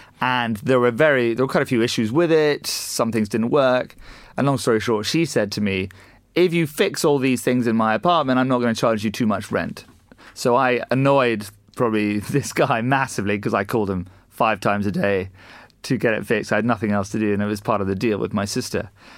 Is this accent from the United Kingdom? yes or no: yes; Scotland, United Kingdom; also born or lived in United States / Asia; We grew up in Scotland originally, which you and I discussed earlier. Then we spent some time in the US and then a little bit of time in Asia.